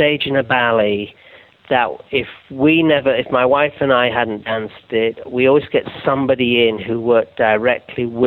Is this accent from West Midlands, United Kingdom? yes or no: no; Yorkshire and the Humber, United Kingdom; I'm from Yorkshire